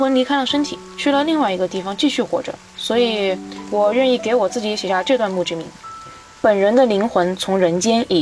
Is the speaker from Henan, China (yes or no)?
no; Sichuan, China; 我来自四川，我现在是一名大学生